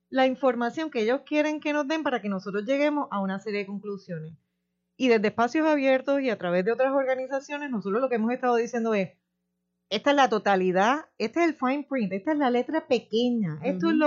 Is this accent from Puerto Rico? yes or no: yes; Puerto Rico; como residente, como ciudadana, como persona que, habita aquí, como contribuyente. Como puertorriqueña.